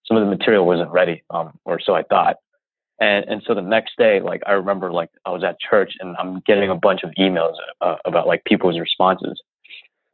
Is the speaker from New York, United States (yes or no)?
yes; New York, United States; I'm from New York.